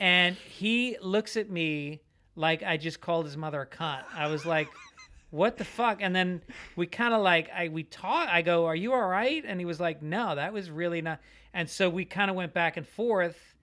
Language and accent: English; Tarrytown, New York, United States; born or raised there; moved away as an adult; also born or lived in Bronx, New York / Boston; now in Los Angeles, United States